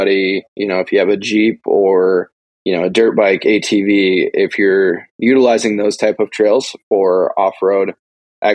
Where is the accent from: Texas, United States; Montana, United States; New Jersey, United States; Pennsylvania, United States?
Montana, United States; I was born and raised in Montana. I still live in Montana. I've never lived in any other state.